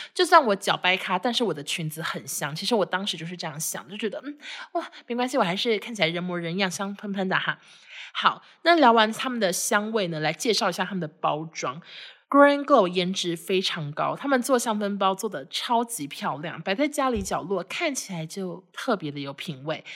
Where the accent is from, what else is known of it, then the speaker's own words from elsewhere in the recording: Taiwan; 我们台湾人